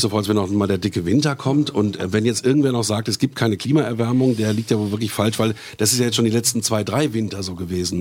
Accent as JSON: {"language": "German", "country": "Germany", "said": "bei uns in Deutschland"}